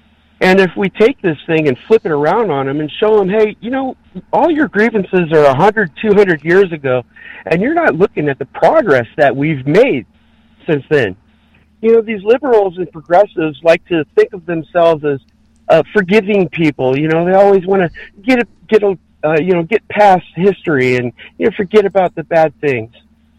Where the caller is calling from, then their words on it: California, United States; in California.